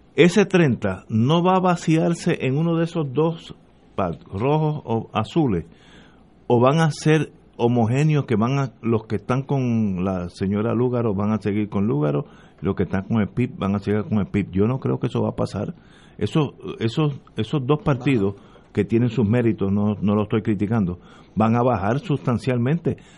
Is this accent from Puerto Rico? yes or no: yes; Puerto Rico; yo soy parte de Puerto Rico, yo no soy marciano